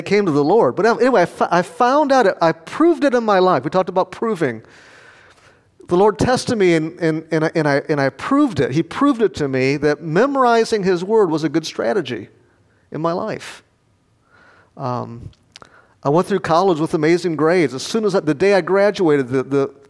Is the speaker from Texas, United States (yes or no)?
no; Rockford, Illinois, United States; moved away; I preached back in Rockford, my hometown, a couple years ago